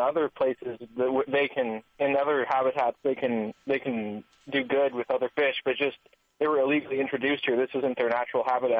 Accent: Kenai Peninsula, Alaska, United States; My parents moved up here a couple years before I was born from New Mexico.

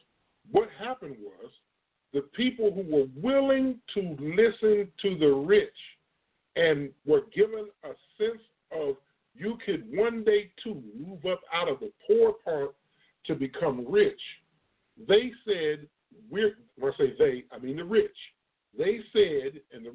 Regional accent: Illinois, United States; now in Texas, United States; The reason why y'all hear my voice sound like it does, I'm from Illinois. I'm not originally from Texas. The South has taken me over, but my body still and my mind still has portions of Illinois in it.

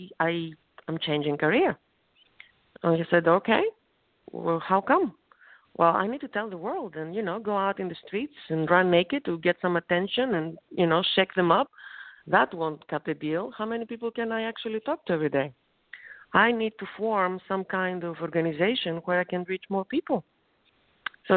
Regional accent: Thessaloniki, Central Macedonia, Greece; English is a second language; moved away; my hometown, small country of Greece, in Thessaloniki

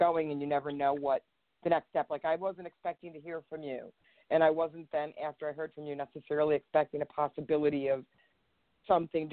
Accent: Chicago, Illinois, United States; now in California, United States; I grew up in Chicago. I was from Chicago is where I kind of was raised

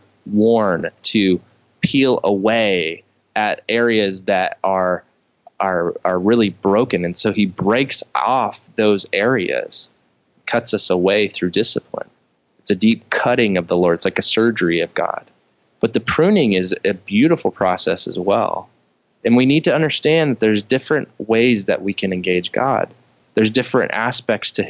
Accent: Midwest, United States; I grew up in the Midwest

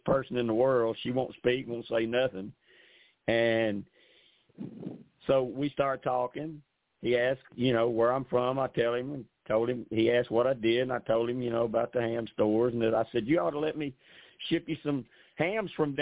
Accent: Arkansas, United States; I'm from Arkansas

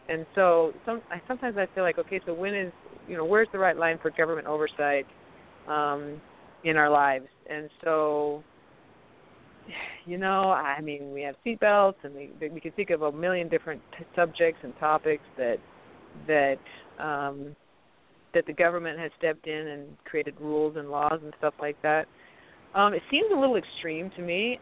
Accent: Arizona, United States; I'm from Arizona

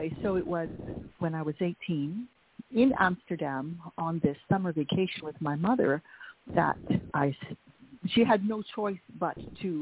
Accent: Estevan, Saskatchewan, Canada; first language Dutch; English is a second language; in little tiny Estevan, Saskatchewan, 9 miles north of the North Dakota border

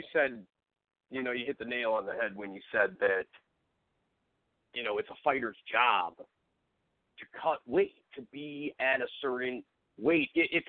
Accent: Cleveland area, Ohio, United States; We got the champion from my hometown, Stipe Miocic

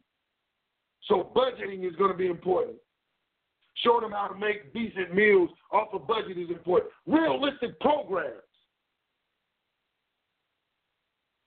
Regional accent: Cleveland, Ohio, United States; I come from Cleveland, we're right here in the so-called land of plenty

